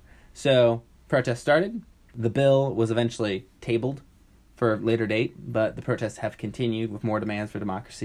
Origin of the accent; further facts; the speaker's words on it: Portland, United States; I'm from Portland and that's what we do here